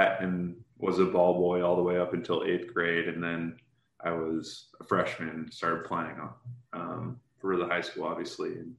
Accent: Tumwater, Washington, United States; I was born and raised in Tumwater

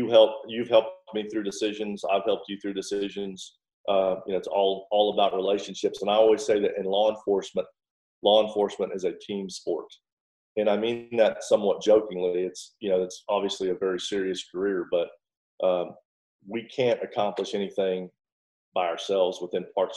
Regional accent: Houston, Texas, United States; when I was growing up in Houston

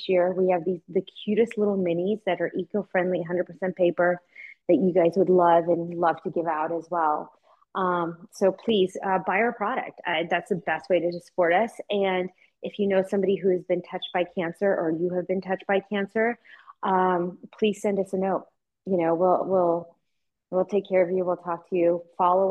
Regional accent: Seattle, Washington, United States; moved away; I grew up in Seattle when we moved here

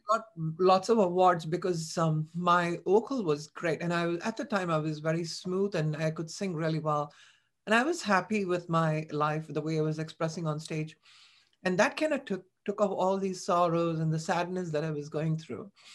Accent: Chennai, Tamil Nadu, India; moved away as an adult; I was born and brought up in Chennai.

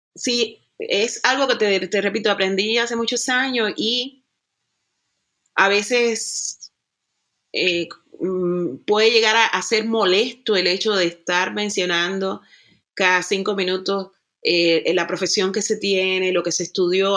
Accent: Cuba; now in Germany; una cubana que vive en el territorio que se, que se le conoce como Europa, específicamente en Alemania.

